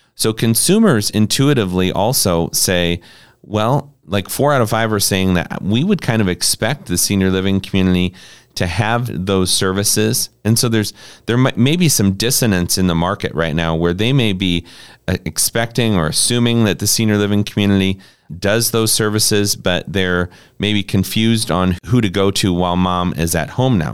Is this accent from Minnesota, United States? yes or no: no; Harlan, Iowa, United States; We had a senior living community in Harlan, Iowa, where I, where I grew up